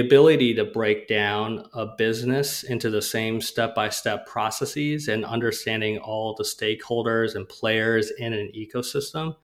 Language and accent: English; Rochester, Minnesota, United States; I grew up in Rochester, Minnesota